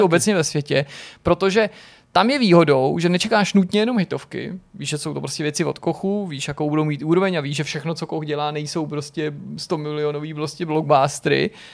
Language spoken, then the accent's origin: Czech; Czechia; also born or lived in Prague; my jako Češi